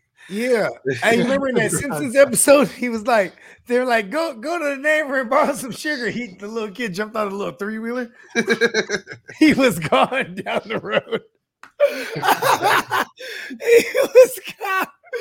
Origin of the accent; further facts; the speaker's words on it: Northern California, United States; because I'm from Northern Cali